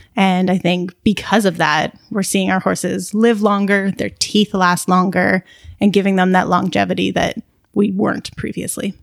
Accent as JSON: {"language": "English", "town": "Burlington", "region": "Ontario", "country": "Canada", "tie": "born or raised there", "also_born_or_lived": "Guelph / Calgary", "said": "I grew up in Burlington and in kind of the local horse community around there."}